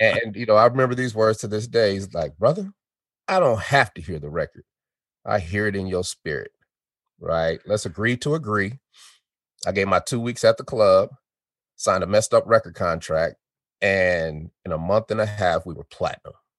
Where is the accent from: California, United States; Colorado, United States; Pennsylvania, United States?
Colorado, United States; Denver; also born or lived in Chicago, Illinois; I was born in Chicago, Illinois, and we moved. Our family moved to uh, Denver, Colorado, when I was four years old